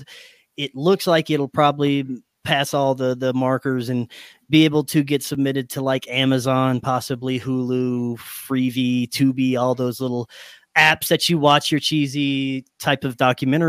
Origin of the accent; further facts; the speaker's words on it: Louisiana, United States; growing up in Louisiana